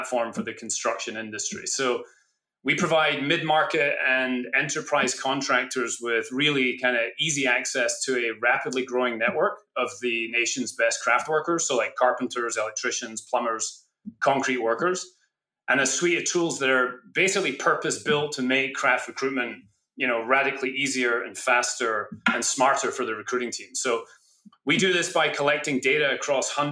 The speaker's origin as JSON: {"language": "English", "region": "Scotland", "country": "United Kingdom", "tie": "born or raised there", "moved": "yes", "said": "I was born in Scotland"}